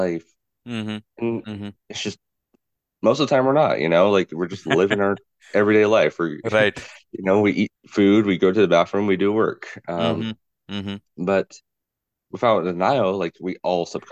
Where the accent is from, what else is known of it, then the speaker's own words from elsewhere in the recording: Louisville, Kentucky, United States; moved away; also born or lived in New York / Puerto Rico (ancestry); I'm Hispanic, but born in Louisville, Kentucky, which is a very country southern type of city, and then moving out to New York